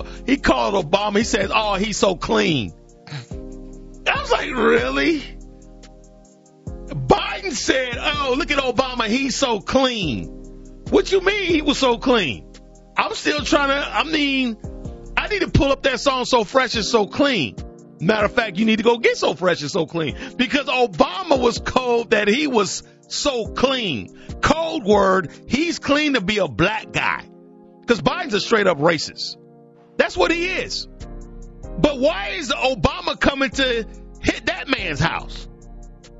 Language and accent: English; Alabama, United States; I'm from Alabama, baby. Born and bred a Southerner